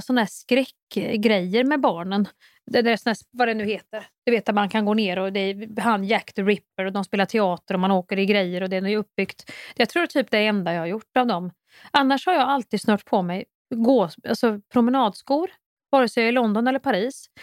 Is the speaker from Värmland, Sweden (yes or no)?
yes; Kristinehamn, Värmland, Sweden; moved away; folk i Kristinehamn där jag kommer ifrån